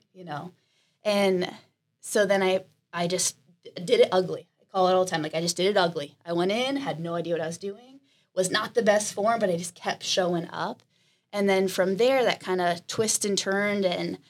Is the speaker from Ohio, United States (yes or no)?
yes; Canton, Ohio, United States; moved away as an adult; also born or lived in Columbus, Ohio; I'm from Canton, Ohio, about 2 hours north